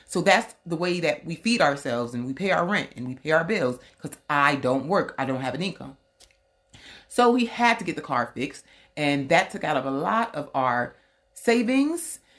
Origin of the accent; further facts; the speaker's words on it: Kenya; I have a fear of people not knowing that I'm Kenyan. As long as I don't speak, they think I'm Kenyan.